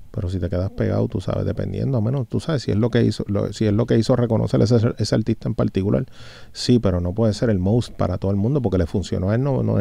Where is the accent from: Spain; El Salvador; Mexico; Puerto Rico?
Puerto Rico; por tenerme aquí en mi isla, en el 100 por 35, de donde soy, de donde vengo y hacia donde salgo, brother, en realidad, a dejarle de saber a la gente lo que nosotros hacemos aquí en Puerto Rico.